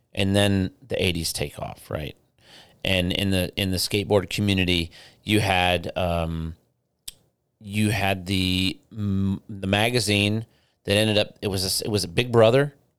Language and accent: English; Midwest, United States; born or raised there; moved away